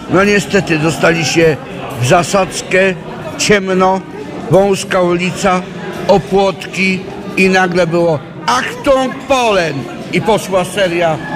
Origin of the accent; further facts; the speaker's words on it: Poznań, Greater Poland, Poland; pochodzę z Poznania. Jestem wnukiem rotmistrza